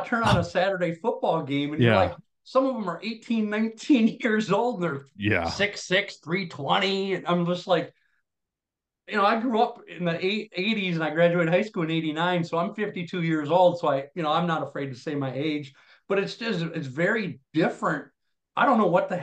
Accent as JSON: {"language": "English", "region": "Wisconsin", "country": "United States", "tie": "born or raised there", "said": "growing up in Wisconsin"}